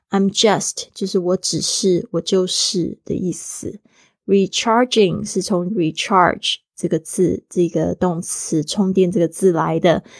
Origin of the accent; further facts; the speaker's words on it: Taiwan; For someone from a tropical island，就是对于一个是来自热带岛屿的人，啊，我是来自台湾